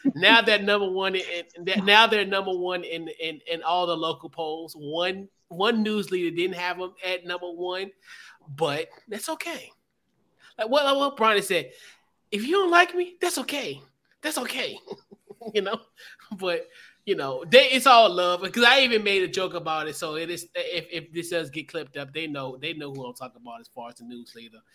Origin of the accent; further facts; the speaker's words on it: Henrico County, Virginia, United States; I'm from Henrico County